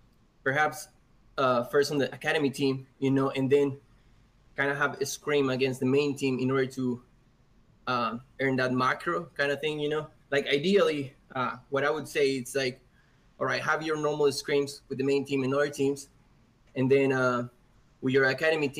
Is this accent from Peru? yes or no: yes; Peru; now in Texas, United States; I live in Texas, but I'm actually from Peru